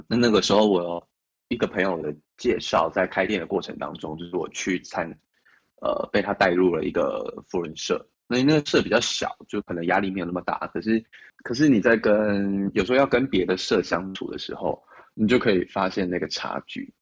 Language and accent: Chinese; Chiayi, Taiwan; moved away as an adult; also born or lived in Taipei; 后不是北部人，我是嘉义人，上到台北来